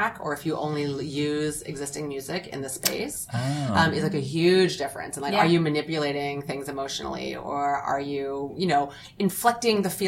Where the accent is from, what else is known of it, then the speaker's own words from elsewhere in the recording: United States; I'm an American, never been to Zambia before